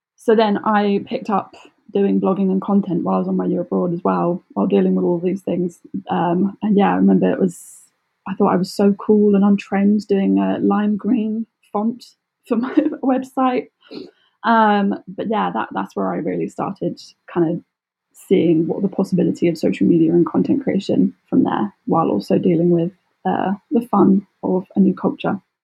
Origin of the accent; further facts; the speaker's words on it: Surrey, South East England, United Kingdom; I'm from Surrey, which is south of London.